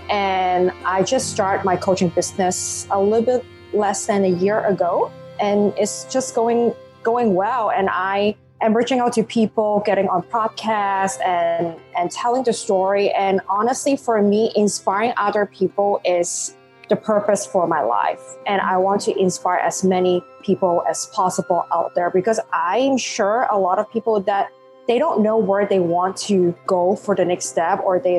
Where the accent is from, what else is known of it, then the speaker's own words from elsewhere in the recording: Hong Kong; first language Cantonese; English is a second language; now in New York, United States; So I actually born and raised in Hong Kong. Um, I always joke about that. Well, English is not my first language. English is my second. My first language is Cantonese.